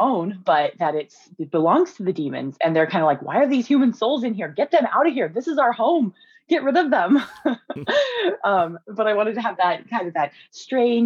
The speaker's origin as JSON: {"language": "English", "region": "Montana", "country": "United States", "tie": "born or raised there", "moved": "yes", "said": "I'm from Montana and kind of like the Northwest."}